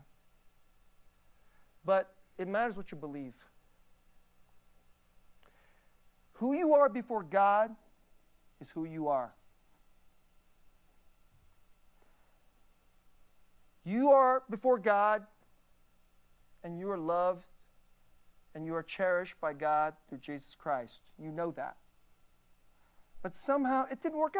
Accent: United States; I'm an American.

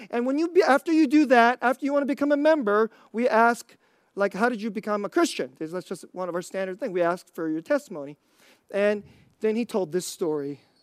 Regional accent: United States; I'm Korean American

